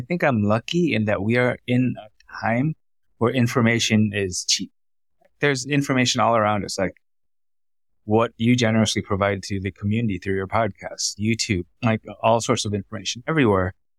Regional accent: United States; first language Vietnamese; English is a second language; moved away as an adult; also born or lived in Vietnam / Thailand / Singapore; I was born in America, raised to be a doctor

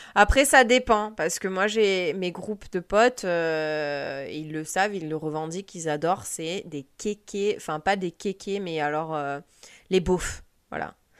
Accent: France; moved away; en tant que Française

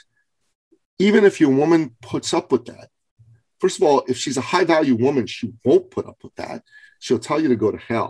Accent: Iran; moved away; I'm from Iran

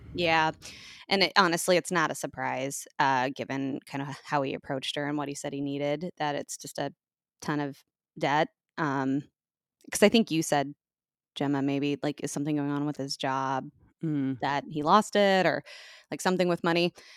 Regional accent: United States

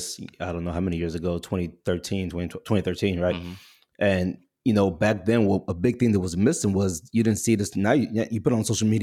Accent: United States; also born or lived in Nigeria; I was born in Nigeria. I grew up in America

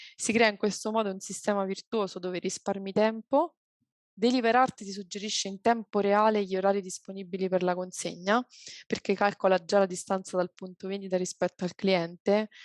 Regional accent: Abruzzo, Italy; now in Rome, Italy; io sono abruzzese, però non, non, emerge subito perché vivo a Roma

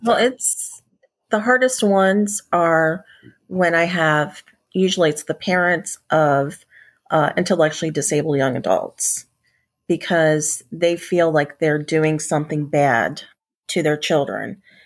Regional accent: Gettysburg, Pennsylvania, United States; moved away as an adult; also born or lived in Roanoke, Virginia; I grew up in Gettysburg, Pennsylvania

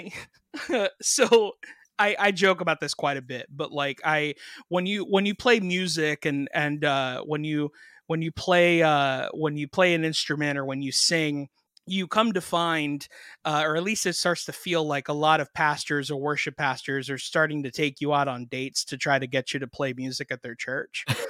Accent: Miami, Florida, United States; I grew up in Miami

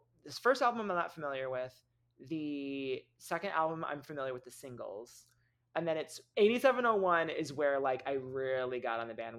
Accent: Michigan, United States; accent: Michigan; my Michigan accent.

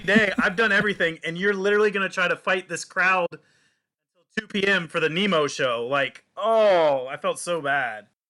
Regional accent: Jacksonville, Florida, United States; now in Orlando, United States; I grew up in Jacksonville, Florida, two hours north from here in Orlando

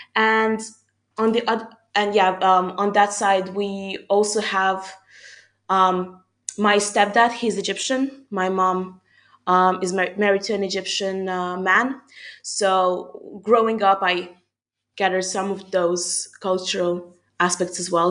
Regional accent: Budapest, Hungary; first language Hungarian; English is a second language; moved away as an adult; also born or lived in France; I was born and raised in Budapest, Hungary.

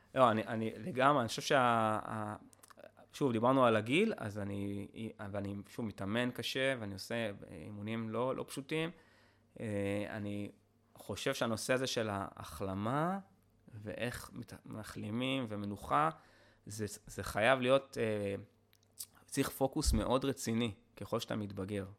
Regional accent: Israel; אני פטריוט, אני ישראלי

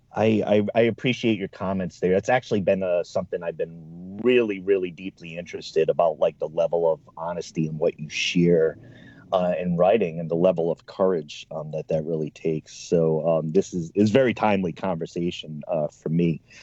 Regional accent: East Coast, United States; now in Oregon, United States; I'm from the East Coast

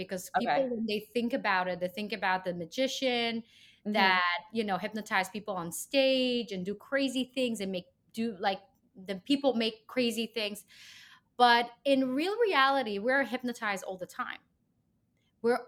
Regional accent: Israel; moved away as an adult; I'm from Israel

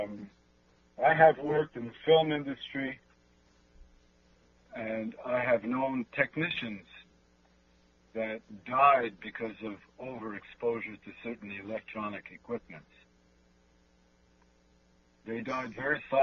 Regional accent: Canada; I'm a Canadian, and it means that I'm in a country based in law

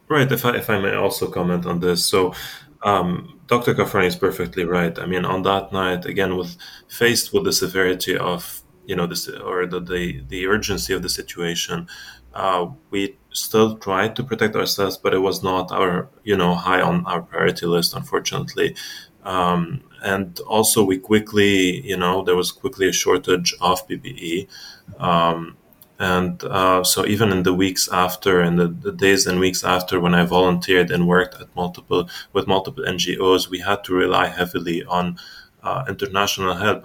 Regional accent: South Lebanon, Lebanon; now in United States; I was born and raised actually in Lebanon.

